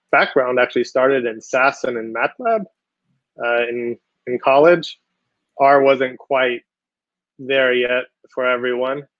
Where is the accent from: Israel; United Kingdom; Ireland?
Israel; moved away as an adult; also born or lived in Connecticut; now in United States; I'm from Israel